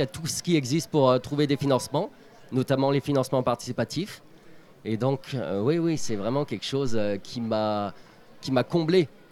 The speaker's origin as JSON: {"language": "French", "country": "France", "said": "Je suis originaire de Gramont."}